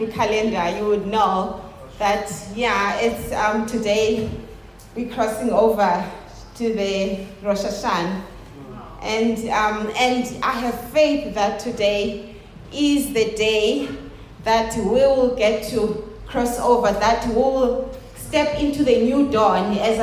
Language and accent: English; South Africa; I love being a South African